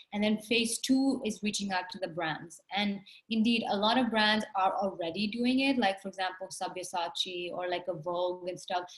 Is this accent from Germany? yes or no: no; India; growing up in India, it's an extreme stigma to be darker skinned